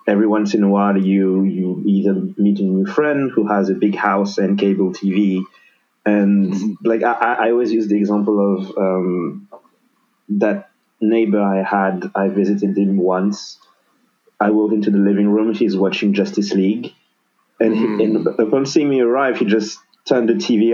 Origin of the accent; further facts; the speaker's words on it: Senegal; moved away as an adult; now in France; born and raised in Senegal